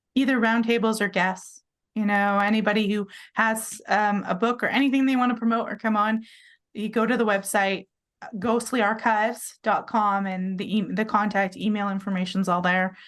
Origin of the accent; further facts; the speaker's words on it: British Columbia, Canada; moved away as an adult; also born or lived in Vancouver Island, Canada; now in Utah, United States; I'm Canadian. I lived on Vancouver Island.